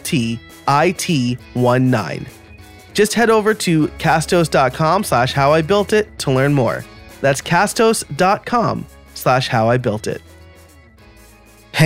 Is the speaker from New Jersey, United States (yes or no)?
no; New York, United States; also born or lived in Scranton, Pennsylvania; now in Philadelphia, United States; I'm from New York, but I live in Philly or near Philly